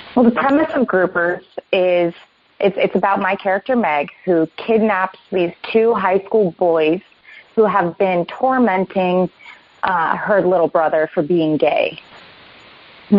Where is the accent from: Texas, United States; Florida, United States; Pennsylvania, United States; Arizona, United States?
Florida, United States; Vero Beach; moved away as an adult; also born or lived in Orlando, Florida; now in Los Angeles, United States; I grew up in Florida, uh, mostly in mm-hmm. Orlando in a small town called uh, Vero Beach